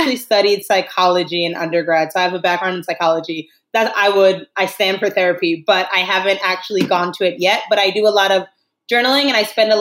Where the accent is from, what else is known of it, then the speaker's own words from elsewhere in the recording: New York, United States; moved away as an adult; now in Spain; I'm originally from New York, but I've been living in Spain for the past 5 years